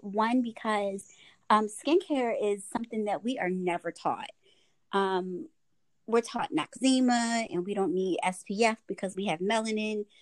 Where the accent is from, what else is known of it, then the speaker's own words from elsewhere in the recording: Baltimore, Maryland, United States; moved away as an adult; now in Lexington Park, United States; me being from Baltimore, it's uh beauty supply stores everywhere